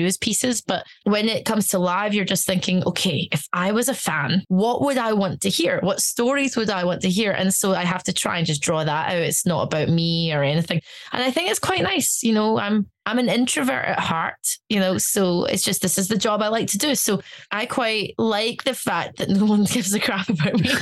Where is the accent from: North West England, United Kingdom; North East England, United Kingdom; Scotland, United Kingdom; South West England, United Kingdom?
Scotland, United Kingdom; Glasgow; also born or lived in Stuttgart, Germany; I'm from Glasgow